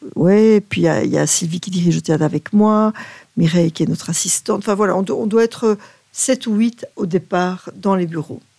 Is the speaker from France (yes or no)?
no; Belgium; chez nous, en Belgique, on, traîne un vieux complexe du Belge un peu